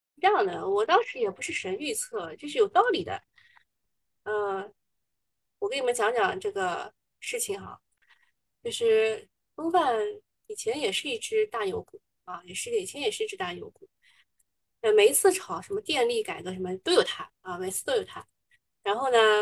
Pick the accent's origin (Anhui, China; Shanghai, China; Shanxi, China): Shanghai, China; 我之前不讲上海话，人家还不知道我是哪里人，还，还觉得我是新上海人